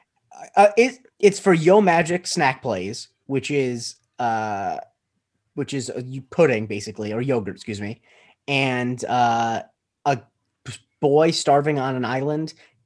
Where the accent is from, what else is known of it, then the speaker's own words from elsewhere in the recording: Florida, United States; I'm from Florida